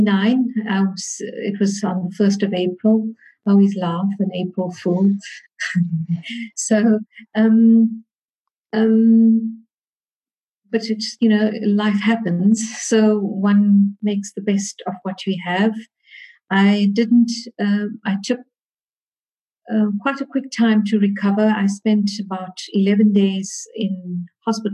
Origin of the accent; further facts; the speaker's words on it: Durban, KwaZulu-Natal, South Africa; I was born in Durban in KwaZulu-Natal, South Africa. I schooled in Durban